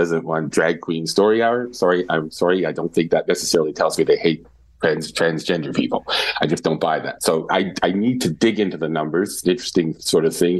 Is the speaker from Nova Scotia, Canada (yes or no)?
yes; Nova Scotia, Canada; moved away; also born or lived in Northern Ontario / Quebec / Ontario; I grew up in Nova Scotia, lived in Northern Ontario, spent some time in Quebec and Ontario.